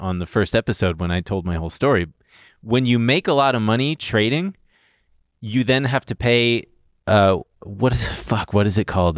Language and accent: English; Long Beach, California, United States; moved away as an adult; now in New York, United States; I'm from Long Beach.